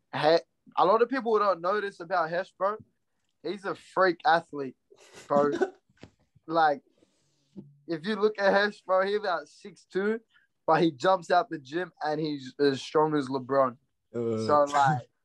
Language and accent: English; Brisbane, Queensland, Australia; also born or lived in Redfern; I was born in Brisbane. Half my family's from Brisbane